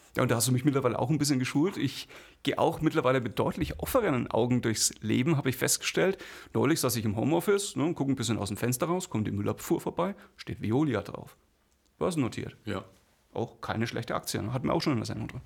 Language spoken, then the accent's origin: German; Bamberg, Bavaria, Germany; ich komme aus Bamberg